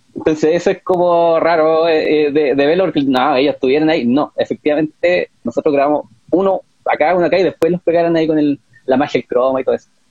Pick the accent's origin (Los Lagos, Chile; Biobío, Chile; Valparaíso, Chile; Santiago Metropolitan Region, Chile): Biobío, Chile; Talcahuano; also born or lived in Concepción; en Talcahuano me trasladé a, mi ciudad natal